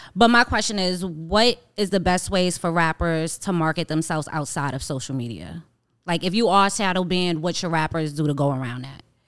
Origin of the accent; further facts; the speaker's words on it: New York, United States; I'm from New York